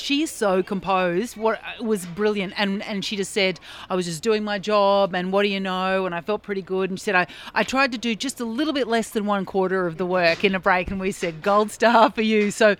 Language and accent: English; Queensland, Australia; I grew up in Queensland playing rugby